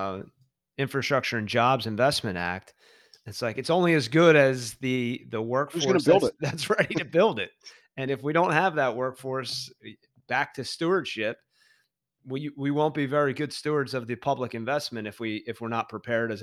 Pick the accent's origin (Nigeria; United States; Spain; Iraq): United States; Philadelphia, Pennsylvania; I'm from Philadelphia